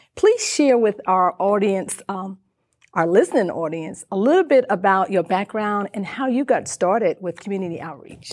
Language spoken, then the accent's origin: English; North Carolina, United States; I'm from North Carolina